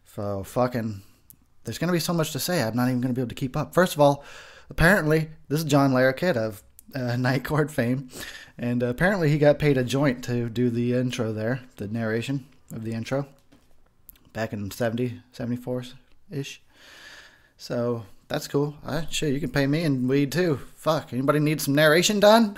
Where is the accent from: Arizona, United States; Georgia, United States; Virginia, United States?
Arizona, United States; also born or lived in Texas; I'm a Texas boy, born, not necessarily raised. I was raised in Arizona